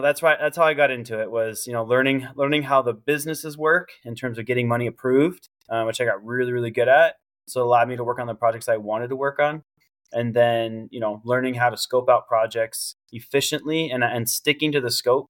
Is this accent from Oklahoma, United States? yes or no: no; Camp Pendleton, California, United States; You know, I grew up around the Marine Corps. My dad did 23 years. He retired when I was 9.